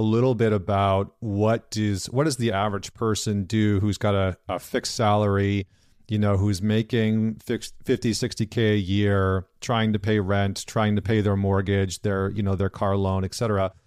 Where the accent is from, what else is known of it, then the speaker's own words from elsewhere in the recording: Canada; I'm Canadian